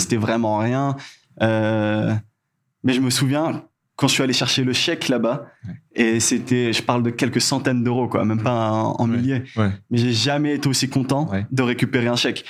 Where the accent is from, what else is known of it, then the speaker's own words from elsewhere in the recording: Madagascar; also born or lived in Canada; en tant que malgache